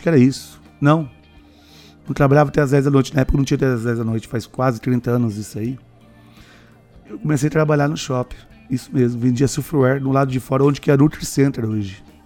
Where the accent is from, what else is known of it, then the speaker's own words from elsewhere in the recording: Maringá, Paraná, Brazil; sou de Maringá